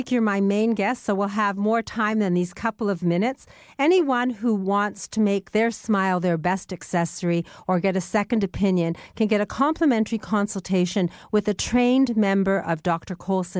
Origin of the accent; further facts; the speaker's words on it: Welland, Ontario, Canada; I was brought up in Welland